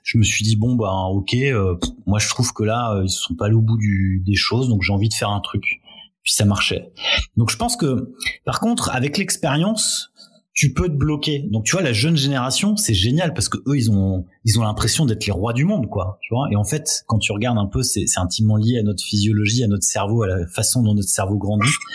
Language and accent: French; France; en tant que Français